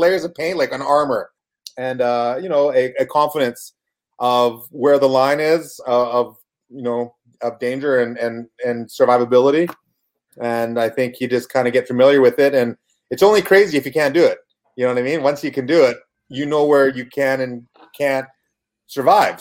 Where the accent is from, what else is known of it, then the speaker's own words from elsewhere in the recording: Kamloops, British Columbia, Canada; moved away as an adult; also born or lived in Vancouver / Houston, Texas; I was born in Vancouver, raised in Kamloops with a few small stops in like Adams Lake in the middle of BC